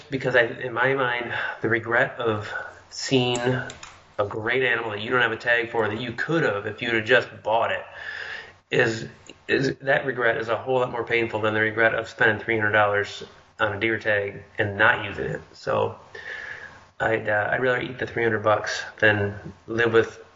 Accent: Midwest, United States; being born, growing up in the Midwest

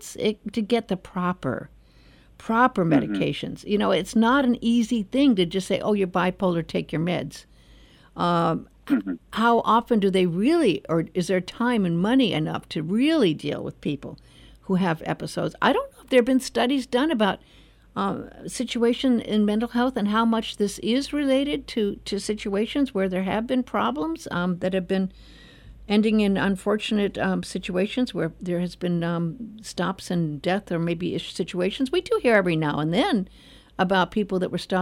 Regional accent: Los Angeles, California, United States; I was born in Los Angeles and raised.

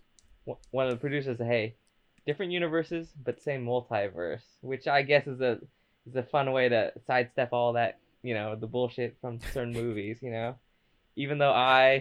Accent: United States; I'm American.

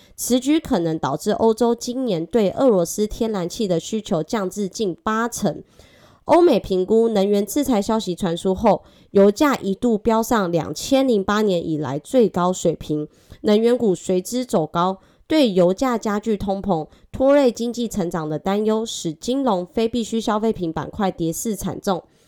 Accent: Taiwan; accent: Taiwanese Mandarin; 我是台湾国语界最正的俏妞

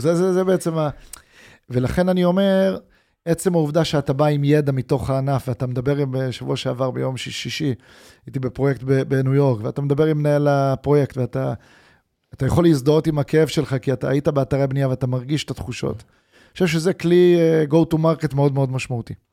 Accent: Israel

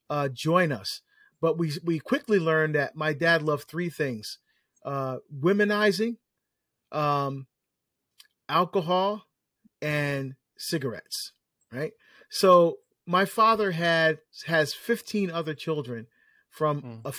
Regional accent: New Jersey, United States; I, I, I uh, was asked to speak in my home state of New Jersey

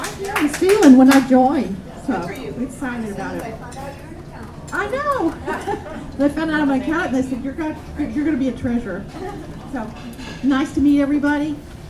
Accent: Beaumont, Texas, United States; We're originally from Beaumont, Houston area.

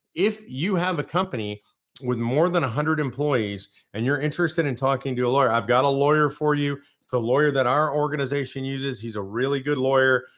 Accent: near Sacramento, California, United States; moved away; I'm originally from California, near Sacramento

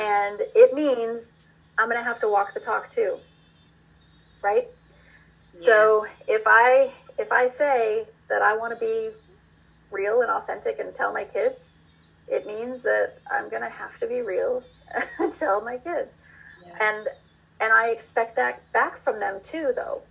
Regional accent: Iowa, United States; moved away; I grew up in Iowa

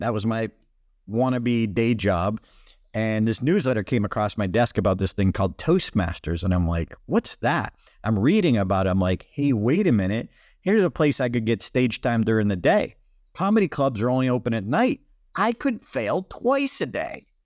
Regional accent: Boston, Massachusetts, United States; I come from Boston, we call it times

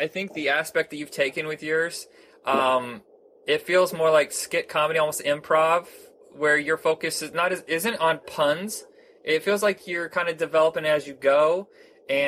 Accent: Indiana, United States; I grew up in Indiana

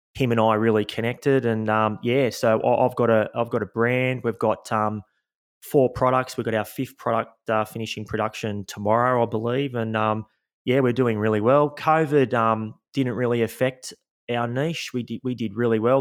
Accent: Sydney, New South Wales, Australia; Born and raised in Sydney, Australia, in the, uh, eastern suburbs, so a couple of beaches down from Bondi Beach

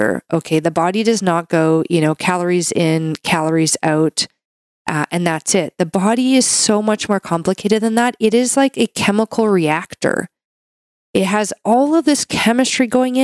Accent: Canada; I'm a Canadian medical doctor

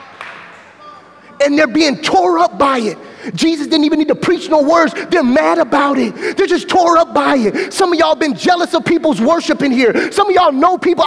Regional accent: Mobile, Alabama, United States; moved away as an adult; I came from John L. LaFleur Magnet School, which is a public school in Mobile, Alabama.

